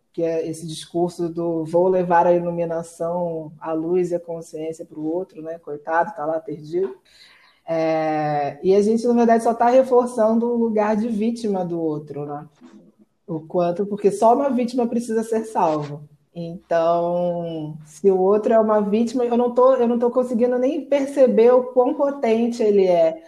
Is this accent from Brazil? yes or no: yes; Rio de Janeiro, Brazil; estou aqui no Rio de Janeiro, está um calor a beça, nasci, cri, fui criada aqui mesmo